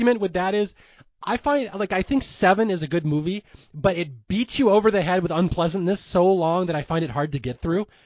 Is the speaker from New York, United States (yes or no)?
no; Lake Sammamish, Washington, United States; I grew up on Lake Sammamish